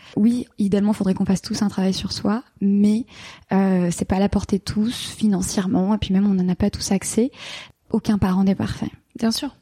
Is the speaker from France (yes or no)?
yes; Paris, Île-de-France, France; moved away as an adult; also born or lived in London; à 22 ans, je suis partie, j'ai quitté la France, j'ai quitté Paris, j'ai quitté mes amis, et je suis partie m'installer à Londres